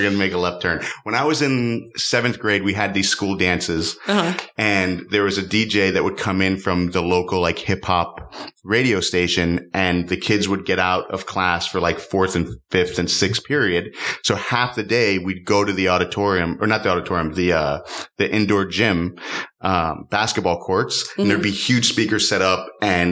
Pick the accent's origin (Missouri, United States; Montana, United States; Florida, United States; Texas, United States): Florida, United States; Miami; I grew up in Miami